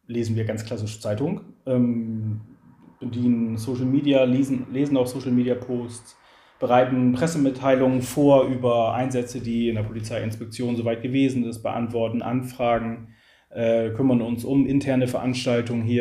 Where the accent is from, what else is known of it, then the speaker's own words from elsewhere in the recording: Lower Saxony, Germany; Also ich bin aufgewachsen im Kuxland, äh, bin hier geboren, habe hier Familie, habe hier Freunde, äh, mache hier Sport. Ich bin schon immer Küstenmensch gewesen